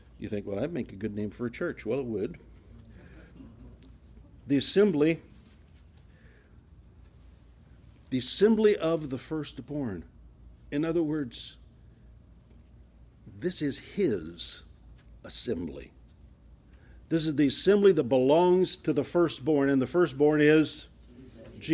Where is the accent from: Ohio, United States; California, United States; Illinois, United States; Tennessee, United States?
Ohio, United States; moved away; I came from Ohio